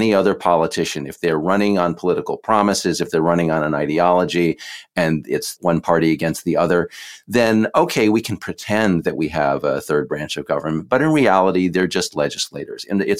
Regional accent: Texas, United States; I am from Texas

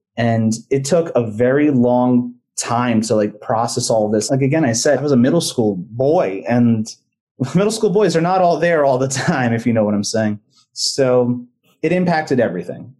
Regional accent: United States; also born or lived in New Jersey / New York / Pennsylvania; now in Orlando, United States; I grew up in New Jersey and New York.

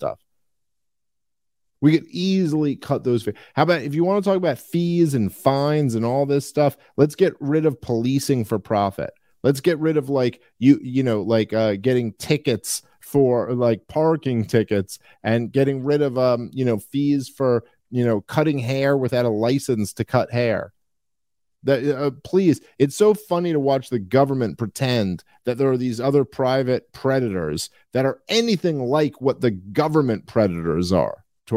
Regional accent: New York City, New York, United States; growing up in Brooklyn, New York

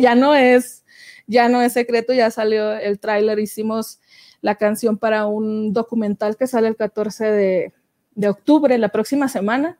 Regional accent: Francisco I. Madero, Coahuila, Mexico; moved away; me había ido a Francisco y Madero, que es de donde yo soy, allá en Coahuila

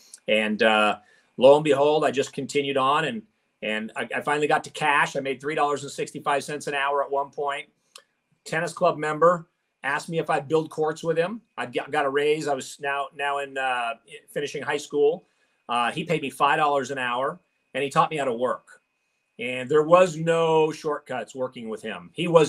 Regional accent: Kirkland, Washington, United States; I grew up in the Kirkland, Bellevue area in Seattle, Washington.

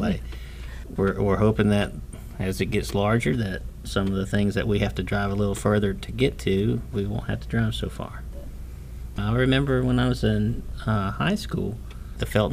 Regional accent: Plant City, Florida, United States; I was born in Plant City and have lived here all my life.

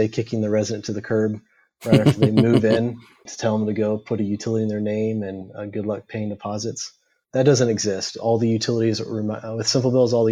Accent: Houston, Texas, United States; We grew up together in the Houston area, and then we made our way over to Baylor University.

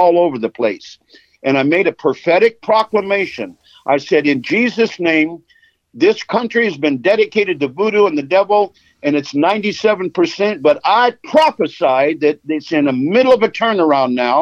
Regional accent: Los Angeles, California, United States; I was born in Los Angeles. I grew up without a father, but my mother would take me to Skid Row.

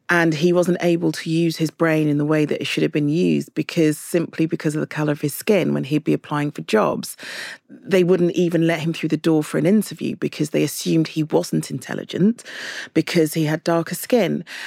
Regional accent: London, United Kingdom; I'm from London

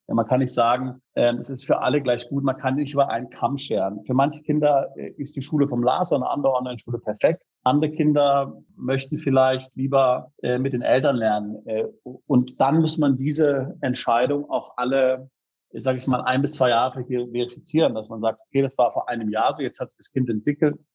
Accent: Freiburg, Baden-Württemberg, Germany; wir sind da in der Freiburger Spießigkeit aufgewachsen

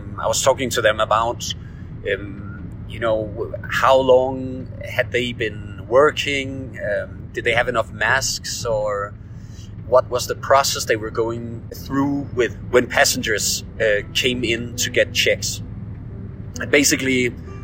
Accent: Denmark; now in Beijing, China; I'm from Denmark

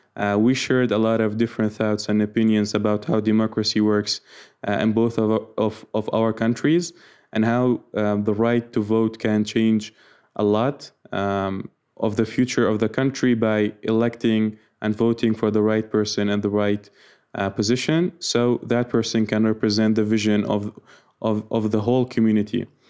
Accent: Iraq; I'm from Iraq

